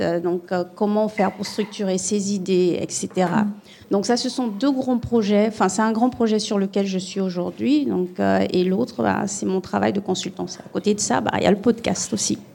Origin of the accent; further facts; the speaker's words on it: Gabon; moved away; Moi, je viens du Gabon. Et je suis métisse gabonaise, camerounaise